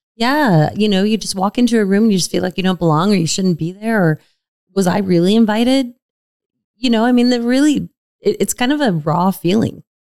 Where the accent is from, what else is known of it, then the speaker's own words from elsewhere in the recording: Sun Valley, United States; I grew up in Sun Valley